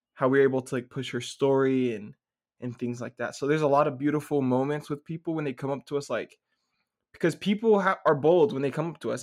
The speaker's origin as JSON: {"language": "English", "town": "Dallas", "region": "Texas", "country": "United States", "moved": "yes", "said": "from Dallas, Texas originally"}